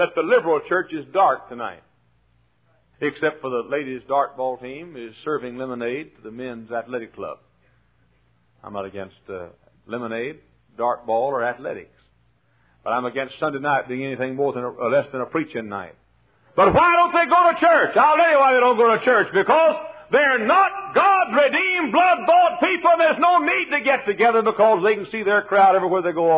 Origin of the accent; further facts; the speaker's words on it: Dallas, Texas, United States; moved away; I'm from Dallas.